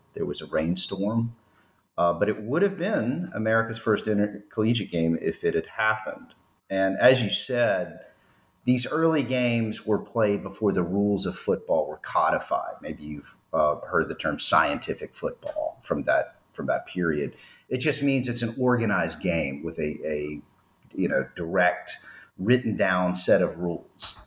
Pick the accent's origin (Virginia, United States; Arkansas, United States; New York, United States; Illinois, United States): Virginia, United States; Shenandoah Valley of; I grew up in the Shenandoah Valley of Virginia